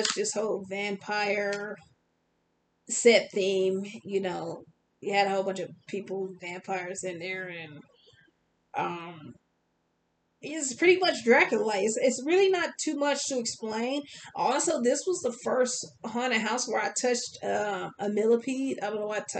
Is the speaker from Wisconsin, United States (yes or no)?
yes; Wisconsin, United States; I'm from Wisconsin.